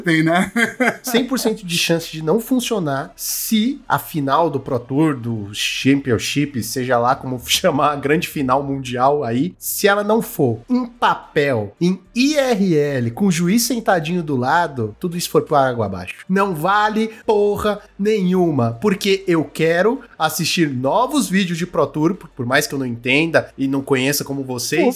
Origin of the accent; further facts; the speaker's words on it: Brazil; Sou brasileiro